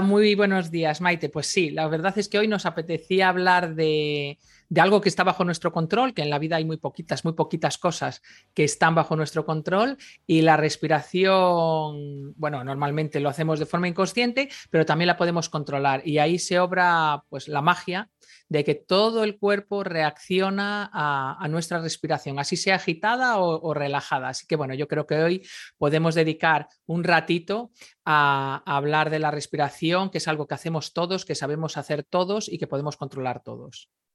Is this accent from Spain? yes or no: yes; Galicia, Spain; yo soy gallega, me crié en Galicia